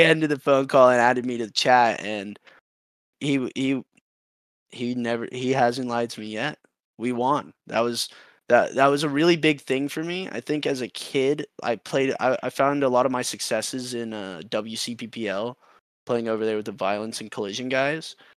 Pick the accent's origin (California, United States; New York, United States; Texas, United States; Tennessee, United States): Texas, United States; Austin; my hometown. I'm from here.